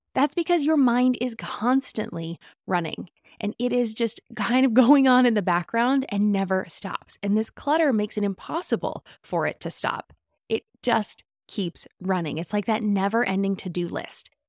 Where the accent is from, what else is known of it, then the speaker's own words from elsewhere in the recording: Southern California, United States; Growing up in Southern California